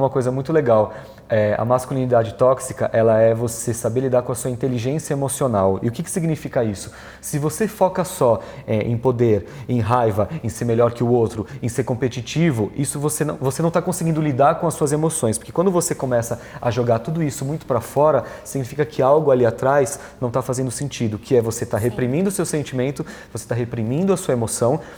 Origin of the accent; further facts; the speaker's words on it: Brazil; eu sou italiano, sou latino, sou brasileiro